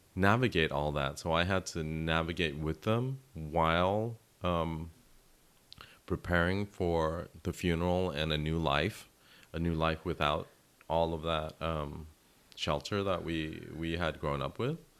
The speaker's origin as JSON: {"language": "English", "country": "United States", "said": "my navigating being Vietnamese American"}